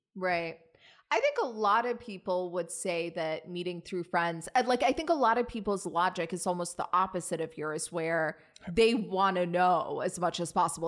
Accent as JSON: {"language": "English", "region": "Virginia", "country": "United States", "moved": "yes", "lives_now": "New York, United States", "said": "I'm from Virginia."}